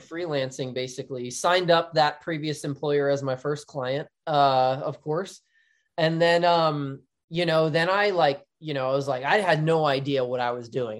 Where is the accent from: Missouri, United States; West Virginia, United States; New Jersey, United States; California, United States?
New Jersey, United States; Philadelphia area; moved away; I'm from the Philadelphia area, but in New Jersey, so Flyers, Eagles, Phillies, like, diehard th, into my blood, to my core